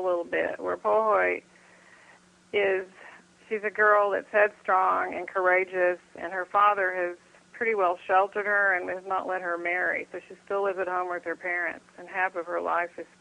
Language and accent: English; Texas, United States; being a Texan